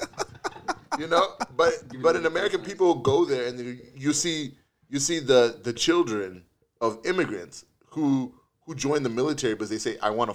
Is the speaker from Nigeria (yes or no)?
no; Canada; And I spent a lot of time when I was in the States telling people I am a Canadian and I am proud.